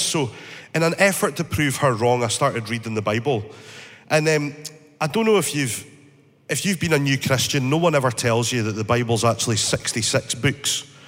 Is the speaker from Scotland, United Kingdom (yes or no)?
yes; northeast of Scotland, United Kingdom; I grew up in the northeast of Scotland